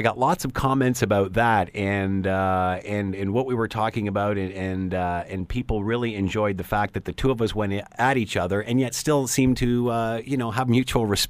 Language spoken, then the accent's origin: English; Canada; I'm tired of being talked down to by the Prime Minister for being Canadian